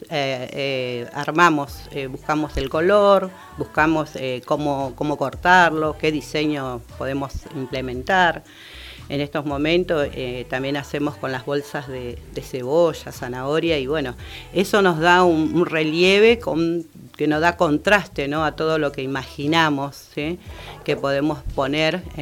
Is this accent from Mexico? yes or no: no; Buenos Aires, Argentina; Porque somos de Bajo Flores, somos distintas mujeres, pero ¿qué conformamos este grupo?